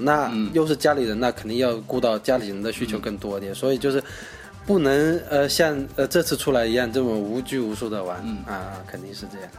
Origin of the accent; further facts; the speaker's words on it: Zhejiang, China; moved away as an adult; now in Nanning, China; 我是一个浙江人，嗯。然后呢，现在在南宁工作